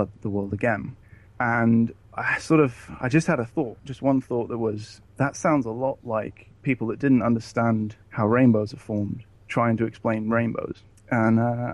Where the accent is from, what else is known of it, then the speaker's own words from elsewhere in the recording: England, United Kingdom; I am from England, ex-Jehovah's Witness.